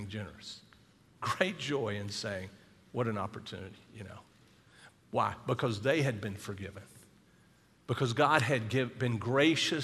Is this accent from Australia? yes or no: no; South Carolina, United States; Charleston's in South Carolina, that's my home state